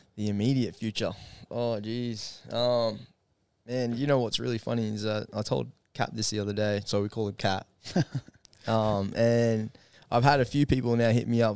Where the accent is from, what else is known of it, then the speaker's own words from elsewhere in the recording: Gold Coast, Queensland, Australia; I'm from Gold Coast